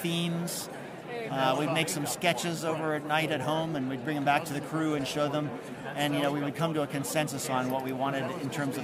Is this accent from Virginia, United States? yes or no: no; Baltimore, Maryland, United States; my hometown of Baltimore